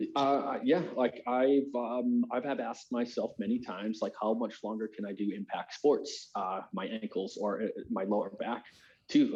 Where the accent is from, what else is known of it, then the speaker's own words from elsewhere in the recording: United States; as American